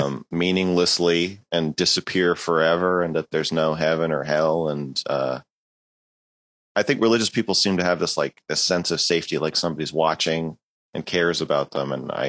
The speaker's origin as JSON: {"language": "English", "town": "Amherst", "region": "Massachusetts", "country": "United States", "tie": "born or raised there", "said": "But I think most people from my hometown of Amherst, Massachusetts, most people I knew there were also atheists. There was not a lot of religion there."}